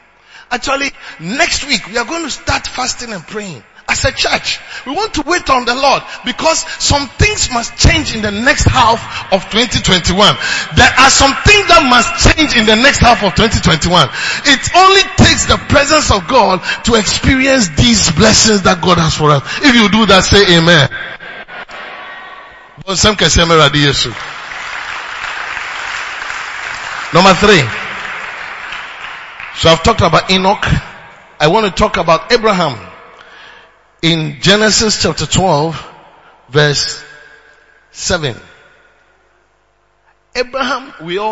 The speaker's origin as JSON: {"language": "English", "country": "Ghana", "also_born_or_lived": "Uganda", "moved": "as an adult", "said": "as a Ghanaian"}